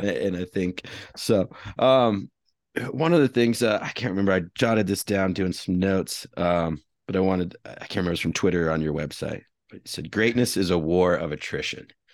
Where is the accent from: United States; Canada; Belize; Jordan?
United States; also born or lived in Iowa / Colorado; I grew up in Iowa and Colorado